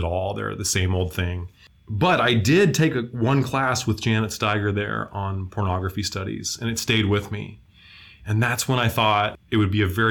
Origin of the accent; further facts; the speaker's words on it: Moscow, Idaho, United States; I grew up in Moscow, Idaho